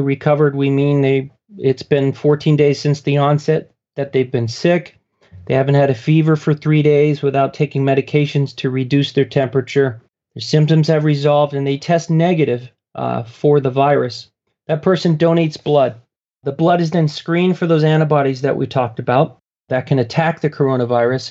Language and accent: English; Newbury Park, California, United States; In my hometown of Newbury Park, California